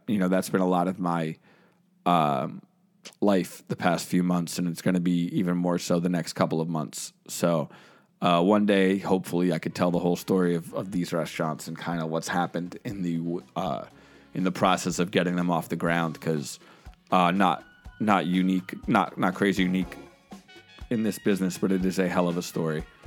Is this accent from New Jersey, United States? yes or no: yes; New Jersey, United States; I'm from New Jersey.